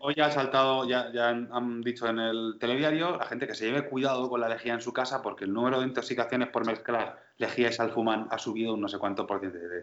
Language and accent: Spanish; Region of Murcia, Spain; Soy murciano